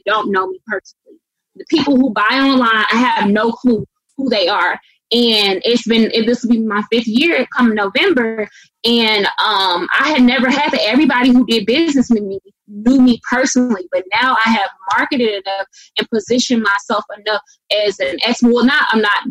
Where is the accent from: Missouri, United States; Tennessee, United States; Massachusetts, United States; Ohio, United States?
Missouri, United States; St. Louis; moved away; also born or lived in the South; growing up in St. Louis, I went to 13 different schools.